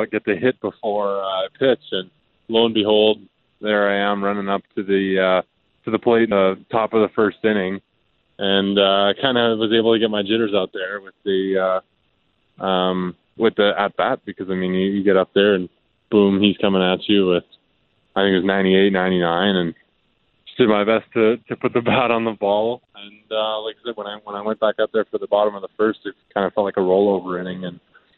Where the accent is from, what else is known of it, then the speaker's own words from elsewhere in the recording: Calgary, Alberta, Canada; growing up in Little League here